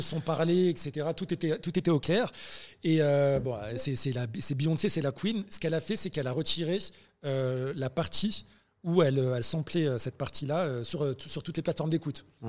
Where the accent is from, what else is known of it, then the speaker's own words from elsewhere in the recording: France; maghrébins de France. En l'occurrence, toi et moi